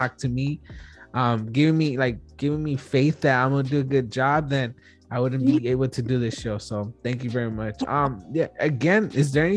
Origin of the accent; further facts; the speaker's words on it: Los Angeles, California, United States; I'm from Wilmington myself.